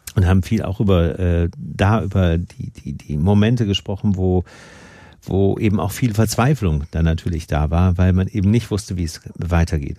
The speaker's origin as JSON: {"language": "German", "country": "Germany", "said": "bei uns in Deutschland"}